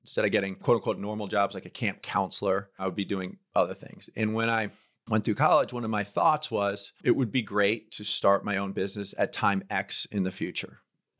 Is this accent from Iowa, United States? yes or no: no; Rye, New York, United States; So I was born in 1973 in Rye, New York. I'm the eldest of five. Grew up going to Catholic school. Then I went to our local public school, which is Rye High School.